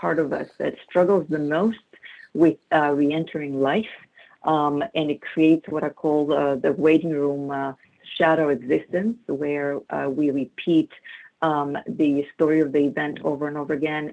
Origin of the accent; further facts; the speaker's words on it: Greece; English is a second language; moved away as an adult; also born or lived in United Kingdom; I grew up in Greece as a Greek Orthodox, kind of a traditional upbringing. This is where the accent is coming from